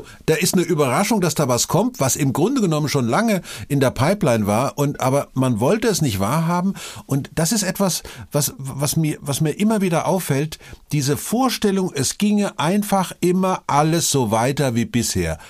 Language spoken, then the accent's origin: German; Vogelsberg, Hesse, Germany; Ich komme ja aus dem Vogelsberg